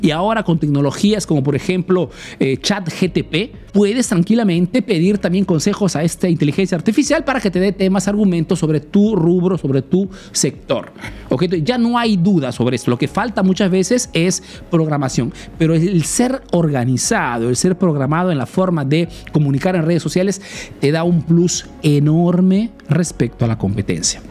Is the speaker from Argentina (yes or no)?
no; Peru; now in Italy